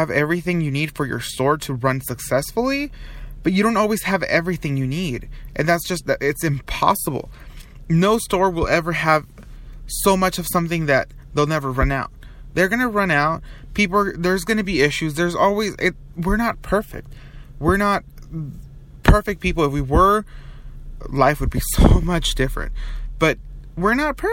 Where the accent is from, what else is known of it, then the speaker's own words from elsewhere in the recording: Long Beach, California, United States; moved away; I am from Long Beach.